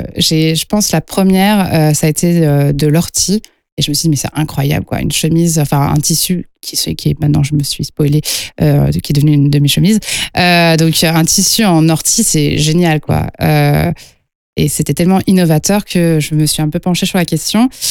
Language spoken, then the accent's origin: French; Lyon, Auvergne-Rhône-Alpes, France; je suis lyonnaise à la base, euh, donc euh, les tissus lyonnais, ça a été toute mon éducation